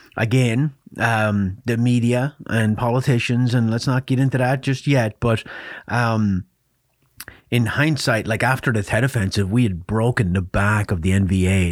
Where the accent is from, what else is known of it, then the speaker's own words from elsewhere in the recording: Ireland; I grew up in Ireland